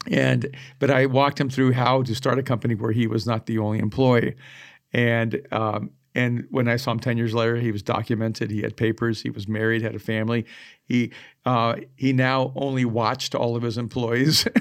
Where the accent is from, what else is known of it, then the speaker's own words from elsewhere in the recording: El Salvador; moved away; I am an immigrant and I am from El Salvador.